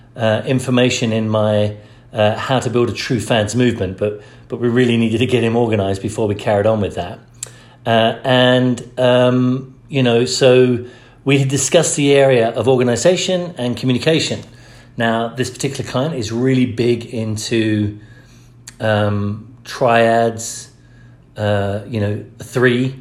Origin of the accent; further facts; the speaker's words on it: England, United Kingdom; now in United States; I grew up in the Church of England. When I moved to America